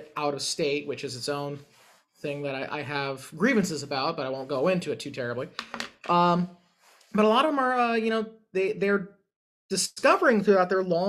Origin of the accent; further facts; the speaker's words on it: California, United States; as a Californian, we think that's completely absurd.